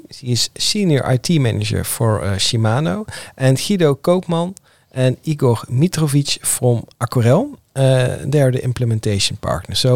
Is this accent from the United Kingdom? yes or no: no; Netherlands; accent: Dutch; English is a second language; I'm speaking English, or at least I, I try to. I, I will do my best, with a little bit Dutch accent, I guess.